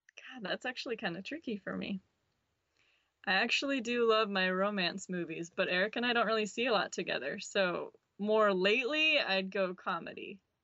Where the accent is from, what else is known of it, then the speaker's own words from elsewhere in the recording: River Falls, Wisconsin, United States; moved away; I'm from River Falls, Wisconsin. It's a pretty small town